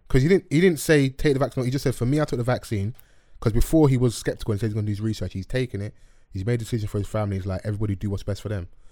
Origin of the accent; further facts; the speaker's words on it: London, United Kingdom; I grew up in Dulwich